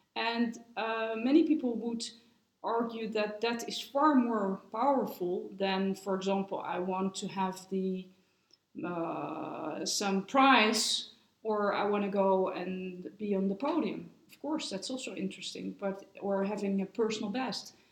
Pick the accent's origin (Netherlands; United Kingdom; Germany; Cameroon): Netherlands; now in Switzerland; I'm from the Netherlands